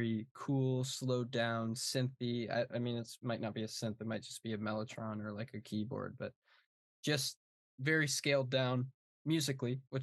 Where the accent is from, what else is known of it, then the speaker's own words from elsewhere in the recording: Chicago suburbs, Illinois, United States; Chicago suburbs